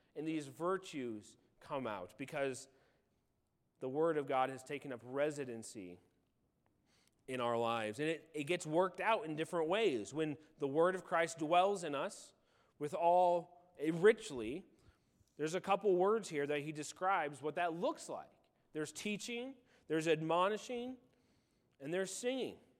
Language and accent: English; Illinois, United States; moved away; I grew up in Illinois on a farm